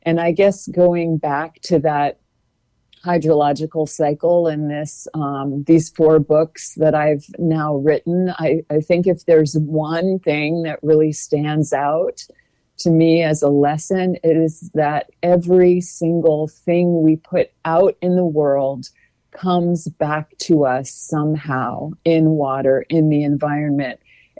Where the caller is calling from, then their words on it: Gainesville, Florida, United States; I should say I'm dialing in from Gainesville, everyone.